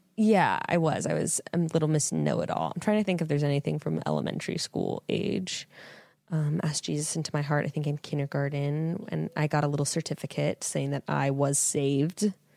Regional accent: Fresno, California, United States; born and raised in Fresno, California

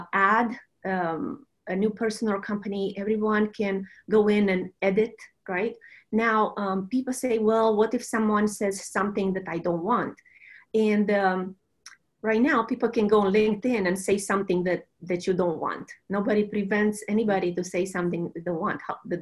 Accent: Romania; moved away as an adult; also born or lived in Silicon Valley; now in United States; I'm a Romanian. And I came to the U.S. With just a suitcase and a scholarship to do a law degree

